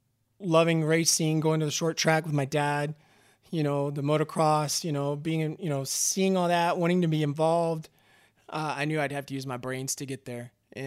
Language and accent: English; Austin, Texas, United States; So originally, I'm just a kid from Texas. I grew up in born in Austin and lived in and around Austin. Grew up there